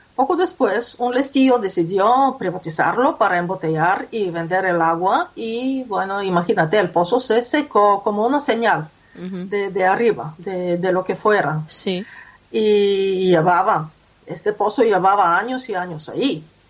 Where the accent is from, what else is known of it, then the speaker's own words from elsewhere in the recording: Bulgaria; moved away; mi ciudad natal